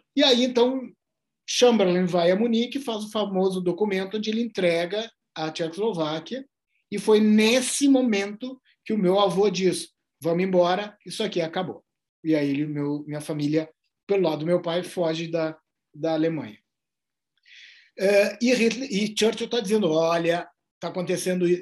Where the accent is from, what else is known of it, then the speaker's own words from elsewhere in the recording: Brazil; Do Brasil.